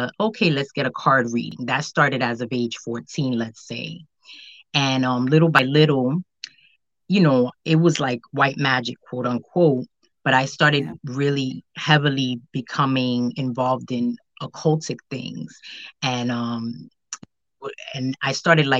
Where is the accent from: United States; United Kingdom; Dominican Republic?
Dominican Republic; also born or lived in Haiti; I'm from the Dominican Republic and my family's also from Haiti.